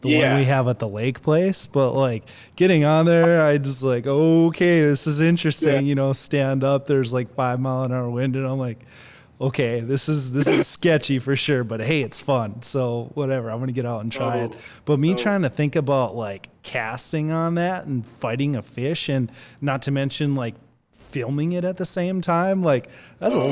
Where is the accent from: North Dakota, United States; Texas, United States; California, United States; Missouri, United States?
North Dakota, United States; I'm from North Dakota, so I'm very, very familiar with the wind.